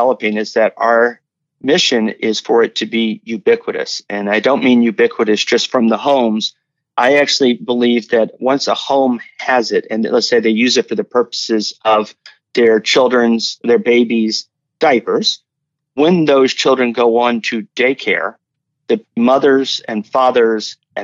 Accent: United States; we're both from the United States

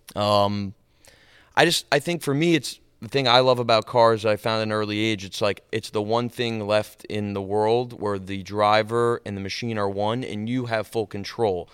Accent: New York, United States; I grew up in New York, um, for most of, all of my life.

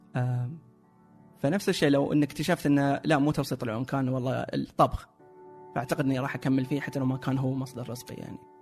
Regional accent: Saudi Arabia; عندنا في السعوديه

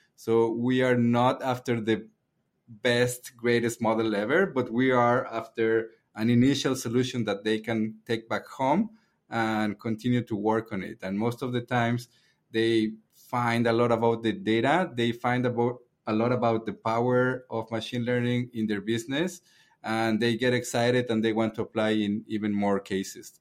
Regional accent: Mexico; moved away; I'm from Mexico

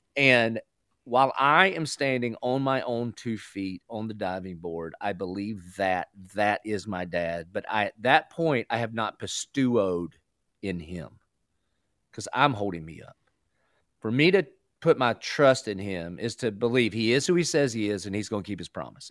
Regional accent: the South, United States; I grew up in the South

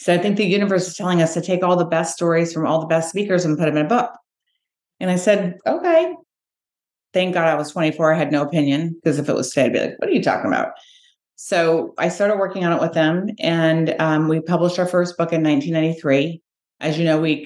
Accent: Los Angeles, California, United States; also born or lived in Santa Barbara; So I moved back to LA. I was born and raised in the Valley.

